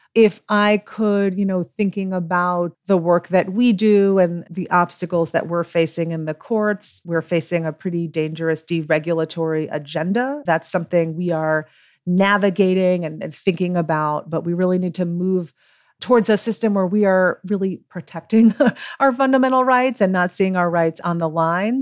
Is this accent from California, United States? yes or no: no; New York, United States